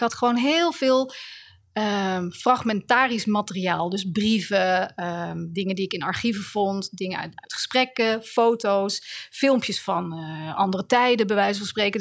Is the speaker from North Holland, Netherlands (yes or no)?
no; The Hague, South Holland, Netherlands; Den Haag is de stad waar ik ben geboren in 1969.